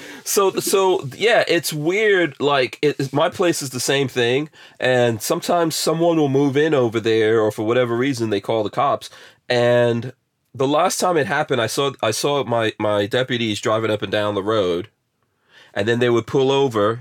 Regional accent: New York City, New York, United States; moved away; also born or lived in Caribbean; I grew up in New York City

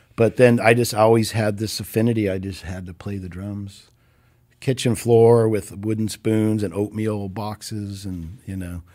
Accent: Orange County, California, United States; moved away as an adult; now in Los Angeles, United States; from the time I was two, parents moved here, grew up down there

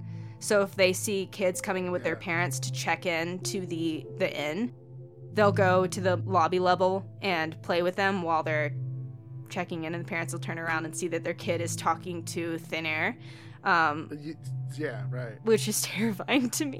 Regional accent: Georgia, United States; now in Montana, United States; I live obviously up here in Montana, but I'm from Georgia

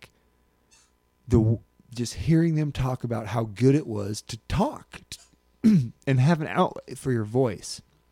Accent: Alaska, United States; moved away; what Alaskan life as a kid was like

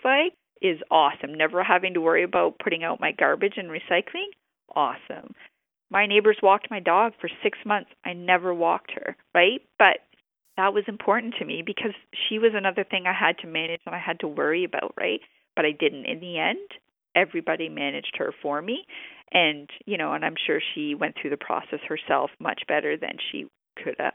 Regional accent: New Brunswick, Canada; I'm from New Brunswick and this is how I grew up.

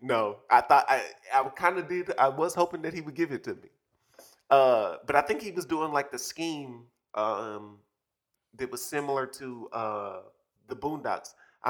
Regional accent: New York, United States; I'm from New York.

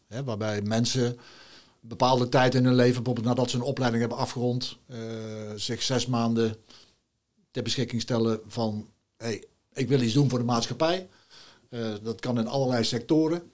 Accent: Nijmegen, Gelderland, Netherlands; moved away as an adult; now in Grave, Netherlands; ik ben natuurlijk geboren en getogen in Nijmegen.

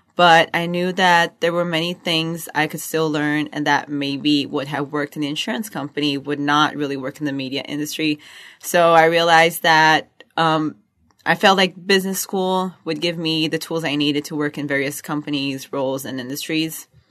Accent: Rio de Janeiro, Brazil; moved away as an adult; I come from Rio de Janeiro, Brazil.

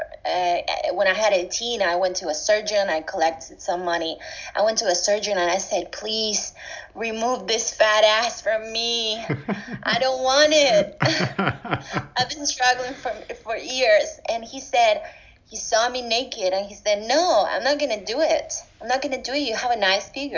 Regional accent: Argentina; English is a second language; now in Barcelona, Spain; I'm from Argentina

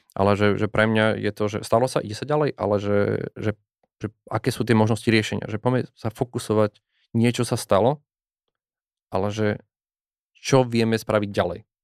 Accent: Nová Ves, Slovakia; ja som z, z malej dediny, nová väz

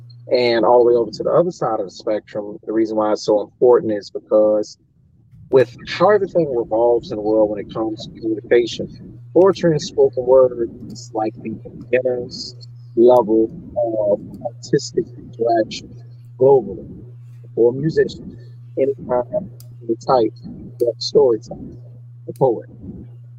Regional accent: Fort Lauderdale, Florida, United States; born and raised in Broward County, Fort Lauderdale, Florida

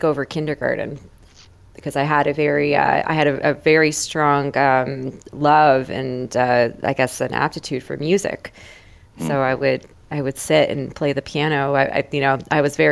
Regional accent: Toronto, Ontario, Canada; I grew up, you know, family-owned business right downtown. It's Peter and Spadina

